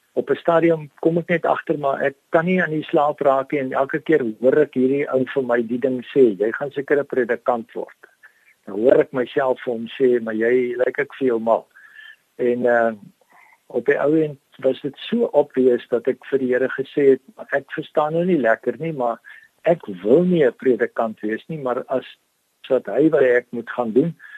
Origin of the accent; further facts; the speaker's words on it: Danielskuil, Northern Cape, South Africa; now in George, South Africa; Daniel Skuil is 'n klein plekkie wat uh in suid van Kuruman geleë is.